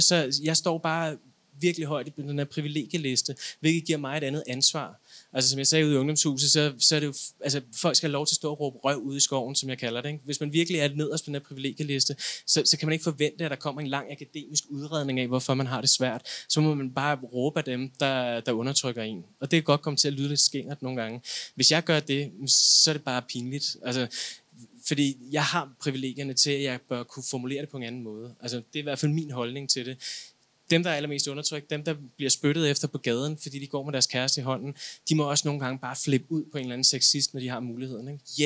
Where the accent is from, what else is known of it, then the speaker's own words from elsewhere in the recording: Denmark; jeg er etnisk dansker